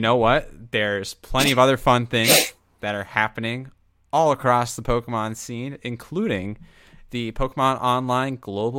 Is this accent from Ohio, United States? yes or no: yes; Mason, Ohio, United States; my hometown.